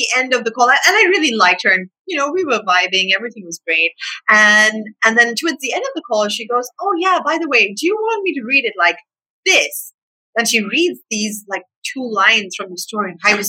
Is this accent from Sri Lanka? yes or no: yes; Sri Lanka; growing up in Sri Lanka, I didn't have a ton of access to, I think, more American titles. Like, growing up, we read a whole lot of Enid Blyton in Sri Lanka.